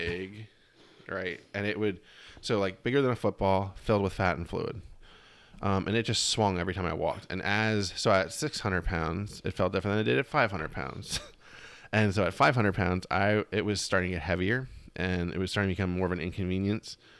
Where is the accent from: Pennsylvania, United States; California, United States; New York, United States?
Pennsylvania, United States; Reading; moved away; I just went to one in my hometown